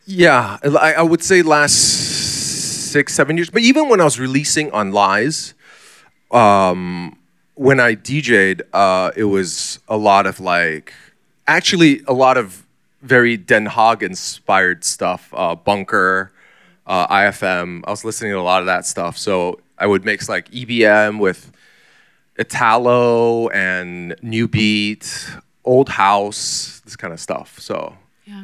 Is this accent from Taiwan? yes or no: yes; Taichung, Taiwan; moved away; also born or lived in Singapore / United States / Taipei / Shanghai; I was mostly growing up in Taichung, Taiwan